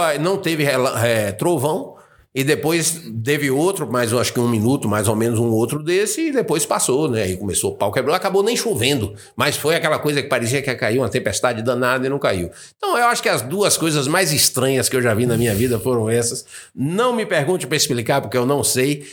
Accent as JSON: {"language": "Portuguese", "region": "Bahia", "country": "Brazil", "also_born_or_lived": "United States", "said": "eu sou baiano, tô na minha região"}